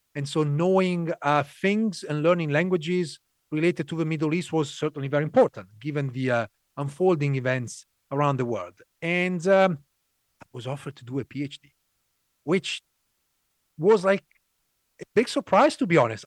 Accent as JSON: {"language": "English", "country": "Italy", "tie": "born or raised there", "also_born_or_lived": "London", "moved": "as an adult", "said": "So you mentioned I'm Italian. I was born raised in Italy."}